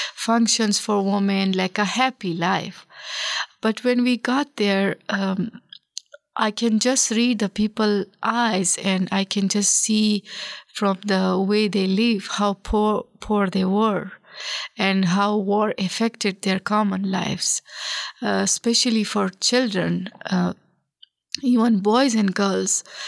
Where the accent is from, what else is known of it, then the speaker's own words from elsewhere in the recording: Pakistan; moved away as an adult; also born or lived in Kabul, Afghanistan; now in Nebraska, United States; I was born in the Kabul, the capital of Afghanistan. So, because of the civil war at that time, and my father was uh, in a government official, my family moved to Pakistan as a refugee, and we spent more than a decade there as a refugees.